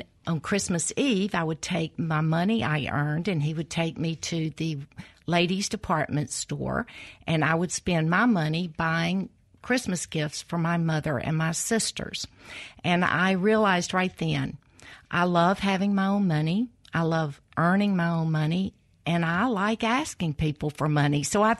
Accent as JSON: {"language": "English", "town": "Columbus", "region": "Mississippi", "country": "United States", "tie": "born or raised there", "said": "It is. It's still home. Yeah. I was born and reared in Columbus, Mississippi."}